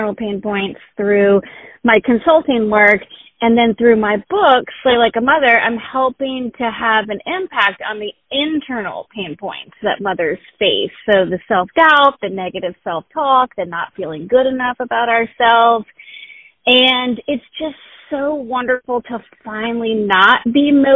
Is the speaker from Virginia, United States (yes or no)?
yes; Richmond, Virginia, United States; I was born and raised in Richmond, Virginia. I still live in Richmond, Virginia